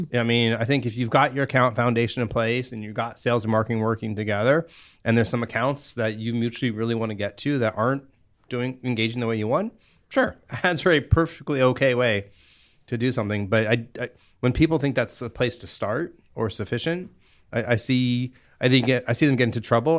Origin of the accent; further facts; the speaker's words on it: Cupertino, California, United States; also born or lived in Africa / Virginia; I actually grew up here in the Bay Area